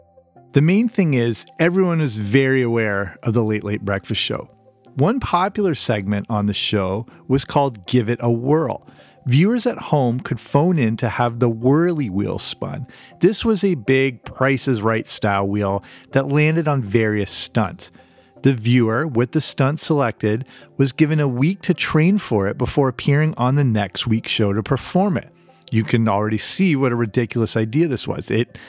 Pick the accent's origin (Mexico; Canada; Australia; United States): Canada; also born or lived in England; So I'm Canadian and partly grew up in England, as I've covered on this show